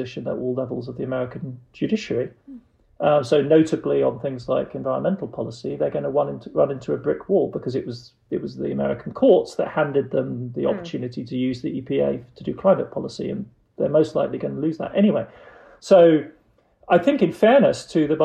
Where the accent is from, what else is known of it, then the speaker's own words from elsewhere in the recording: Germany; now in United States; growing up in the Federal Republic of Germany